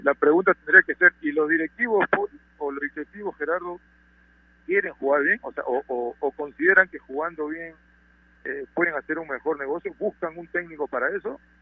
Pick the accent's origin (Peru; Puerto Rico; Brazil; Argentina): Peru